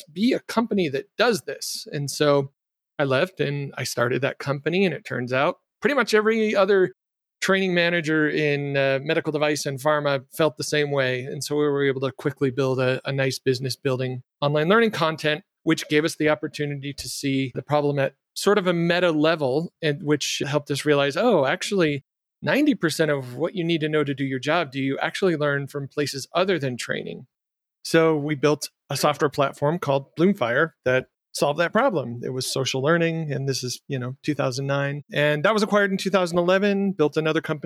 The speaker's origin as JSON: {"language": "English", "town": "Jackson", "region": "Michigan", "country": "United States", "tie": "born or raised there", "said": "my hometown in Jackson, Michigan"}